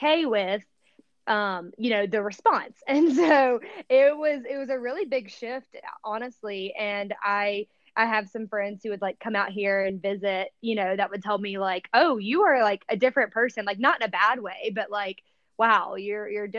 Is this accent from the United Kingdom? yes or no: no; the South, United States; moved away as an adult; when I was growing up in the South versus when I moved out here when I was 23 years old.